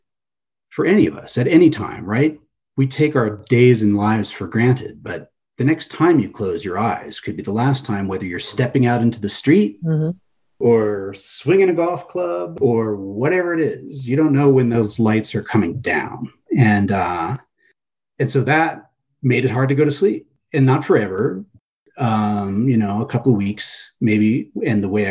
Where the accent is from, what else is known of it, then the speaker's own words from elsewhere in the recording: Los Angeles, California, United States; also born or lived in East Coast, United States; Mostly Southern California. I was born in the East Coast.